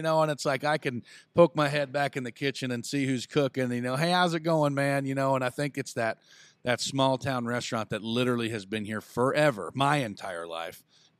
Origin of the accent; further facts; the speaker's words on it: Huntingburg, Indiana, United States; You know, you growing up around my old man. You know, growing up in the Holland Huntingburg area, my grandparents knowing your mom and dad.